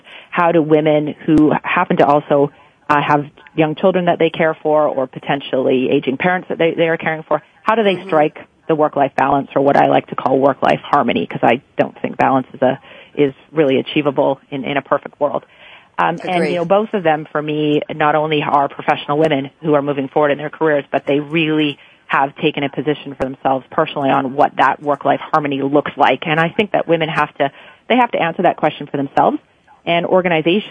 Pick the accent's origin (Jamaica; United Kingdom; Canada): Canada; I'm Canadian